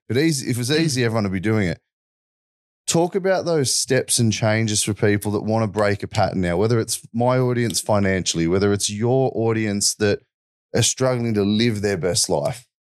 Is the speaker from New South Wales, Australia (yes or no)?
yes; Wollongong, New South Wales, Australia; I grew up in Wollongong, south of Sydney